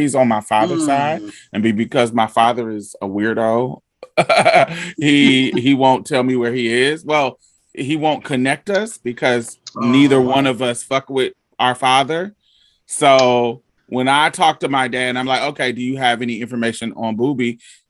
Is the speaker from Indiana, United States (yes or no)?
yes; Indiana, United States; also born or lived in Boston / Chicago; now in Houston, United States; Well, I grew up in Indiana, Boston, Chicago area.